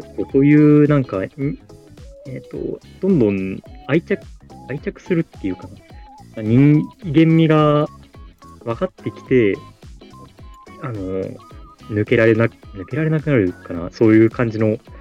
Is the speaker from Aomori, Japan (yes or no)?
no; Fukuoka, Japan; born or raised there